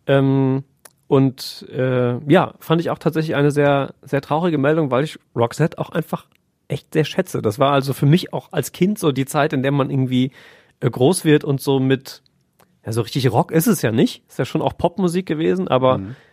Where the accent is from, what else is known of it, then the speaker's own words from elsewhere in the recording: Germany; bei uns in Deutschland